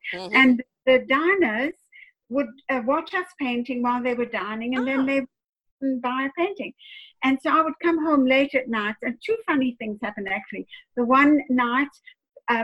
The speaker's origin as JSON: {"language": "English", "country": "China", "tie": "born or raised there", "also_born_or_lived": "South Africa / London", "moved": "yes", "said": "I'm from China"}